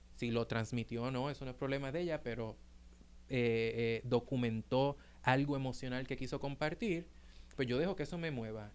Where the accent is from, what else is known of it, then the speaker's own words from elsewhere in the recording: Puerto Rico; now in New York, United States; nosotros como boricuas